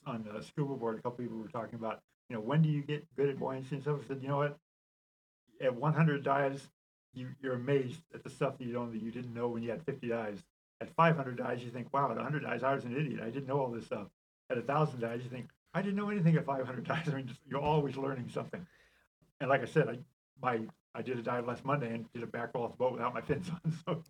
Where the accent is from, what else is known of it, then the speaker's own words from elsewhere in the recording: San Pedro, California, United States; also born or lived in Germany / Denver / Texas; as an Army brat and moved all over the world, Germany and Denver and Texas. But for the most part, I grew up in Southern California.